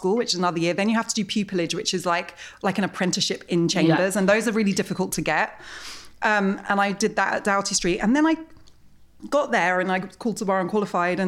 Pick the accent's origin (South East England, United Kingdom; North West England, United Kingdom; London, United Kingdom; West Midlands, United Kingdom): London, United Kingdom; I was growing up in Wimbledon